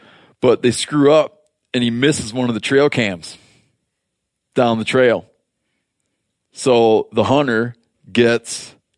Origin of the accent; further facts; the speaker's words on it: Pennsylvania, United States; I'm from Pennsylvania, and you can't hunt on Sundays.